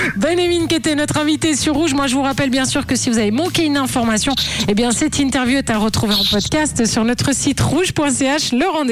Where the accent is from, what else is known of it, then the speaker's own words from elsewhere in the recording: Switzerland; t'es chez nous, en Suisse